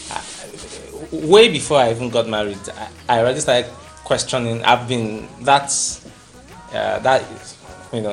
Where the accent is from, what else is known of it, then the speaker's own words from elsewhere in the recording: Ogun State, Nigeria; I'm from Ogun State